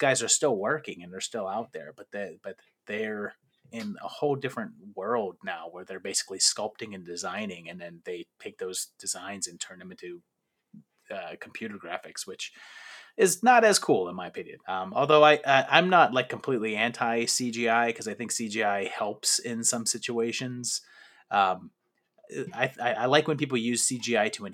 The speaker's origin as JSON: {"language": "English", "town": "Pittsburgh", "region": "Pennsylvania", "country": "United States", "tie": "born or raised there", "said": "I grew up in Pittsburgh"}